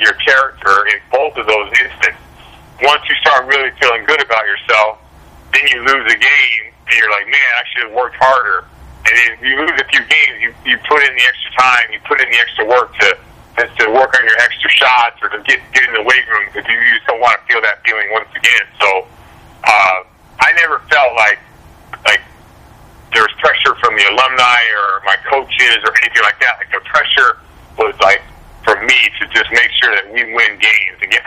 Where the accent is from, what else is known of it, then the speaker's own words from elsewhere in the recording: Seattle, Washington, United States; I grew up in Seattle, a small town in Seattle